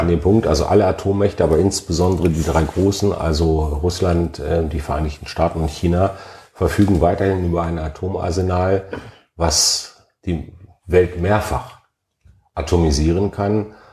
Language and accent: German; Alfeld, Lower Saxony, Germany; also born or lived in Hannover; mein Geburtsort